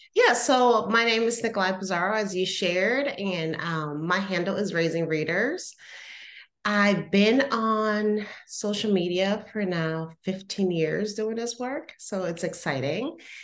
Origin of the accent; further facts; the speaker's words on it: Puerto Rico; moved away; I'm originally from Puerto Rico.